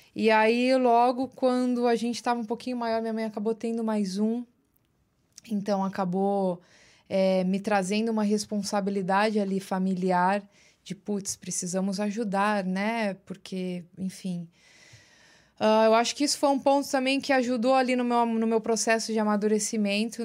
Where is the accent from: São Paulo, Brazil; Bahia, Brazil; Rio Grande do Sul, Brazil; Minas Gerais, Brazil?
São Paulo, Brazil; Osasco; moved away as an adult; also born or lived in Los Angeles; now in New York, United States; Eu nasci em São Paulo, na Lapa especificamente, Lapa, São Paulo. Uh, fui criada num bairro chamado Vila Airosa, que faz até parte de Osasco